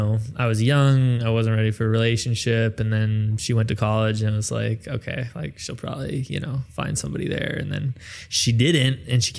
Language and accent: English; Minneapolis, Minnesota, United States; also born or lived in Hollywood; now in Blaine, United States; I grew up in Minneapolis, in North Minneapolis, and she grew up in Blaine, which is the suburb where I currently live.